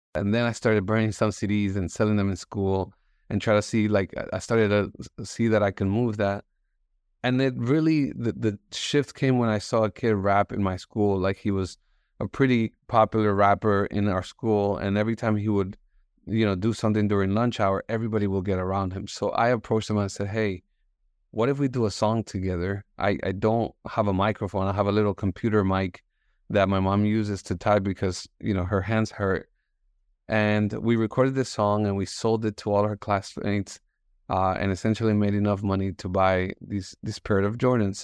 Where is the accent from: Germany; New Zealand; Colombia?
Colombia; Bogota; English is a second language; moved away; also born or lived in Miami; I was born in Bogota. Um, my parents moved to the States